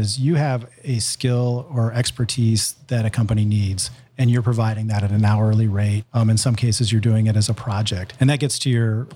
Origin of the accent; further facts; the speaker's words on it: Columbus, Ohio, United States; I moved here in second grade, and I grew up in Columbus, and I went to Reynoldsburg High School